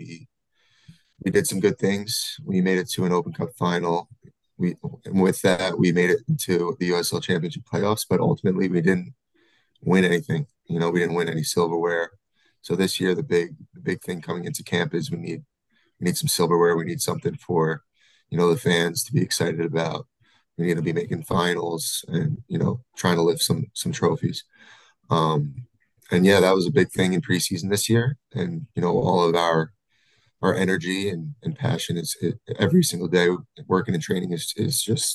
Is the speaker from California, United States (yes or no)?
no; Massapequa, New York, United States; moved away as an adult; also born or lived in Albany, New York / Nashville / Pittsburgh; now in Sacramento, United States; Grew up in Massapequa, played club soccer in Massapequa, New York.